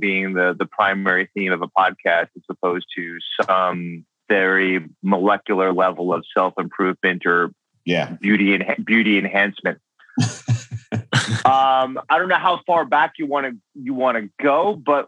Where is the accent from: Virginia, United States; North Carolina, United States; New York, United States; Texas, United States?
New York, United States; I grew up in New York